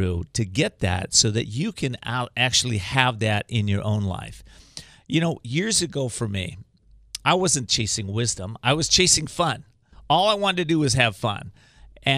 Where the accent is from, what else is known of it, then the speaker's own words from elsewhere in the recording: Whittier, California, United States; I grew up in Whittier, California